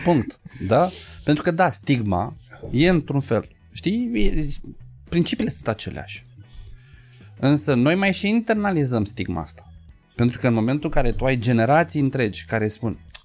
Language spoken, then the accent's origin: Romanian; Bucharest, Romania; noi bucureștenii